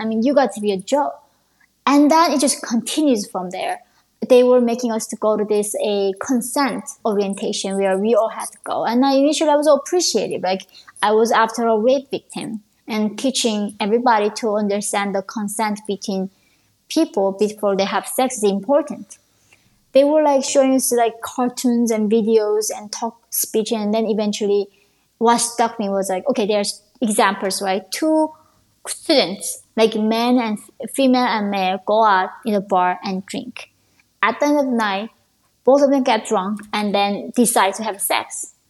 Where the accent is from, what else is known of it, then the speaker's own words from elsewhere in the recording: Russia; Of course, growing up in Russia, I had no idea what Ivy League schools were.